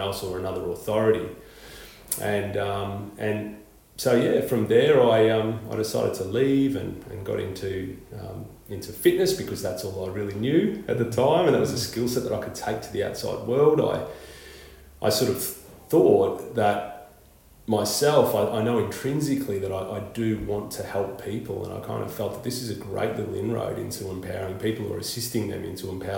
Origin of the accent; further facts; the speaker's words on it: Melbourne, Victoria, Australia; now in Queensland, Australia; I grew up in suburbia in Victoria, in Melbourne